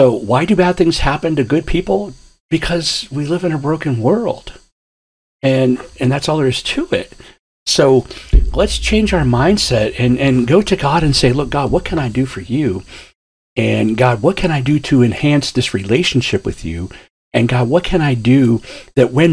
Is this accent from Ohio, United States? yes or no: yes; Ashtabula, Ohio, United States; I grew up in Ashtabula, Ohio, up on Lake Erie, in the very top northeast corner of Ohio